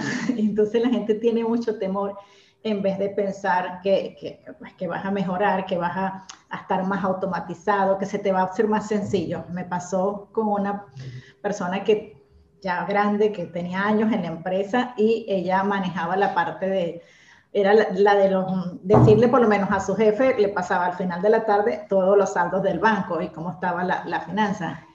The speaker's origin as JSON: {"language": "Spanish", "country": "Venezuela", "moved": "as an adult", "lives_now": "Argentina", "said": "soy venezolana, tengo ya seis años viviendo acá en Argentina"}